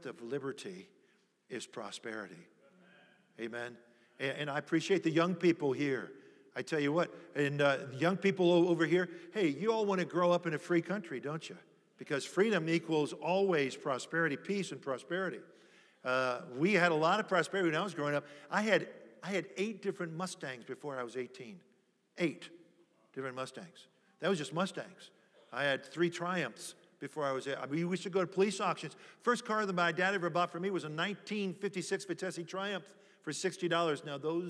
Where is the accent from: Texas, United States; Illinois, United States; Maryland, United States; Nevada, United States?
Maryland, United States; near Annapolis, D.C.; We grew up in Washington, D.C., right outside of Washington, actually in Maryland by Annapolis.